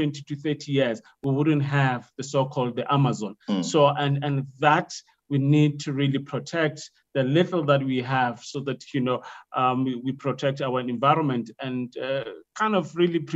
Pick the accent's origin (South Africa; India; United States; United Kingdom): South Africa; Limpopo; moved away; I'm from Limpopo